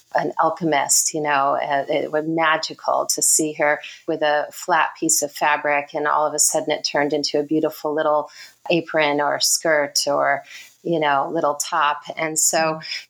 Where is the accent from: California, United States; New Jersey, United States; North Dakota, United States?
California, United States; Redlands; moved away as an adult; also born or lived in Connecticut / Los Angeles; now in New Zealand; I was born in Connecticut, but then moved to California in 1980. So I was in elementary school and went to school. We moved to Riverside, Loma Linda, Redlands area